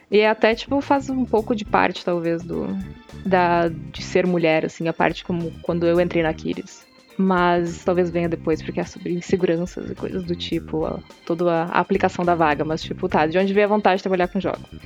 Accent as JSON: {"language": "Portuguese", "town": "Santa Cruz do Sul", "region": "Rio Grande do Sul", "country": "Brazil", "tie": "born or raised there", "said": "Eu sou do interior, eu sou de Santa Cruz do Sul"}